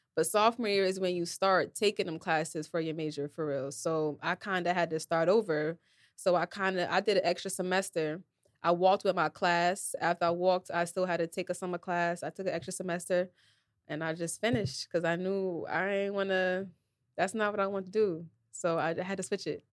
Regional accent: New Jersey, United States; I'm from Jersey, so we do a lot of club dances

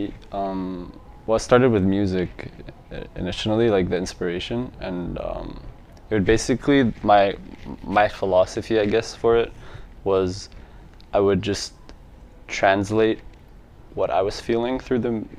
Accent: Edmonton, Alberta, Canada; also born or lived in Lebanon; I was born here. Born and raised? Yeah

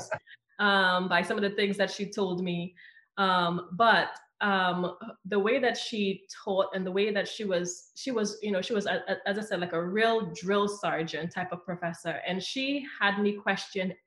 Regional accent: Southern Trinidad, Trinidad & Tobago; moved away as an adult; now in United States; I grew up on the boundaries of the rainforest in Southern Trinidad, and I left when I was 19 years old.

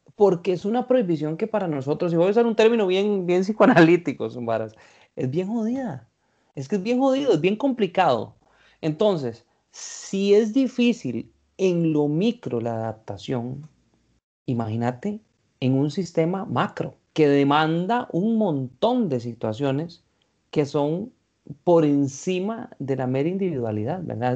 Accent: Costa Rica; los ticos

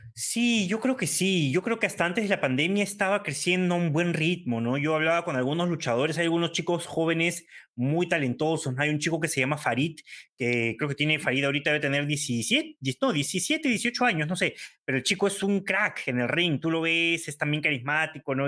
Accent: Peru; nuestro país

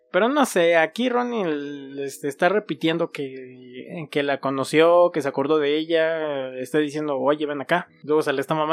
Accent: Mexico; somos, mexicanos

